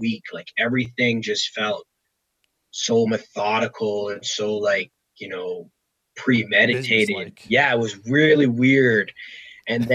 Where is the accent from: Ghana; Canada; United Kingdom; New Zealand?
Canada; Toronto, Ontario; have been drafted by my hometown team and been able to, you know, play out my career here.